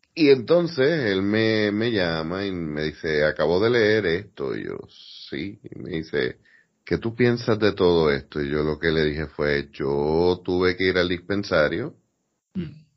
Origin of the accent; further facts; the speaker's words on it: Puerto Rico; yo estoy claro en que yo soy boricua, sea aquí, sea en la luna